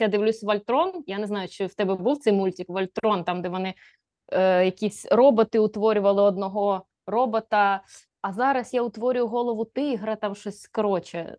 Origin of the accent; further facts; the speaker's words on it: a village near Poltava, Poltava Oblast, Ukraine; я ходила в школу в Полтаву, бо е, школа в моєму селі тоді вважалась не дуже ок.